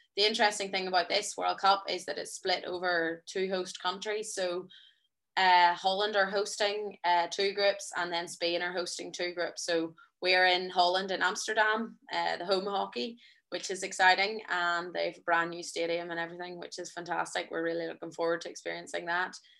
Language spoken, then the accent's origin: English; Ireland; as Irish people